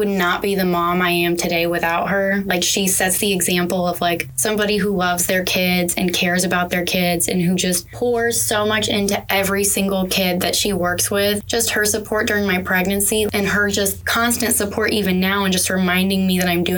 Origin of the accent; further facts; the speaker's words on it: Pasco County, Florida, United States; also born or lived in St. Petersburg, Florida; They moved me all the way to St. Pete and I was from Pasco